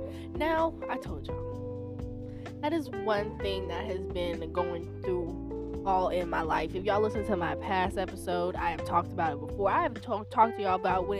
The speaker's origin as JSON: {"language": "English", "region": "the South", "country": "United States", "tie": "born or raised there", "said": "I was raised in the South"}